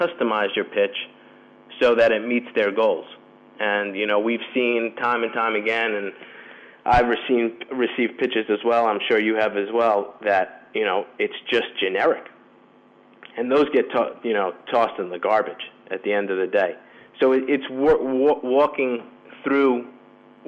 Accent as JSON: {"language": "English", "country": "United States", "moved": "as an adult", "lives_now": "Madrid, Spain", "said": "as an American"}